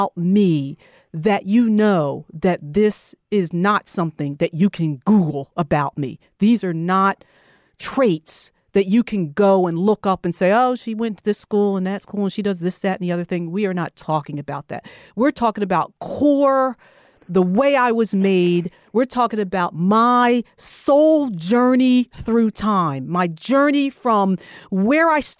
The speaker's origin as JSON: {"language": "English", "region": "New Jersey", "country": "United States", "tie": "born or raised there", "said": "I'm originally from New Jersey."}